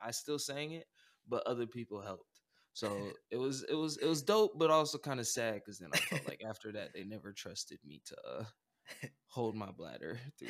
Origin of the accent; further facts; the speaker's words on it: Omaha, Nebraska, United States; And I'm coming from Omaha, Nebraska, you know, Midwest city, you know, mixed race family. And I grew up with a lot of different talents.